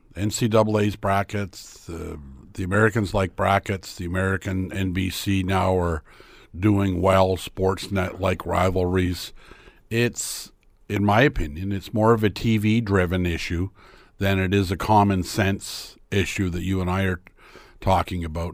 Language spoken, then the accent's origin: English; Lynden, Ontario, Canada; my hometown in Linden